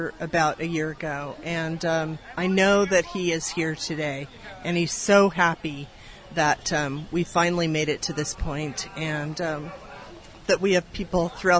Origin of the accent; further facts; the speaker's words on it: Santa Ana, California, United States; I grew up in Santa Ana. I still live in Santa Ana.